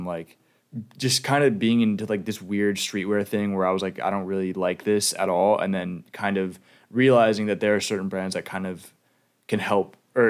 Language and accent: English; South Carolina, United States; My personal style, I definitely take influence from where I grew up in South Carolina